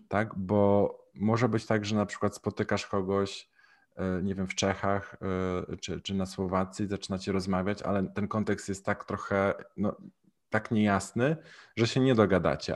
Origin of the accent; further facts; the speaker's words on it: Poland; moved away; also born or lived in Mexico; z jakiego jestem kraju, mówię z Polski